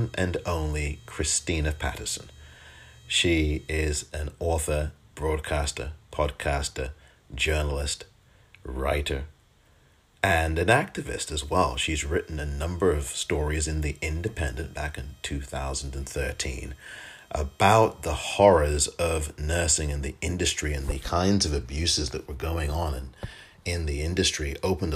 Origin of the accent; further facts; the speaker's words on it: Pinner, London, United Kingdom; moved away; I'm actually originally from England